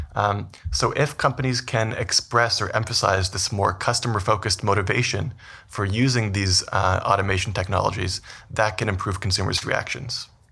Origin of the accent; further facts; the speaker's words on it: Vancouver, British Columbia, Canada; moved away as an adult; also born or lived in Toronto / New York; now in Edmonton, Canada; so I'm originally from Canada. I grew up in Vancouver